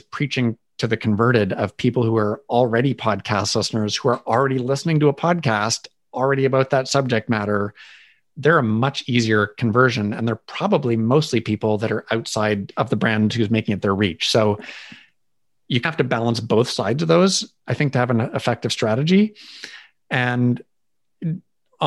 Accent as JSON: {"language": "English", "country": "Canada", "said": "I'm Canadian"}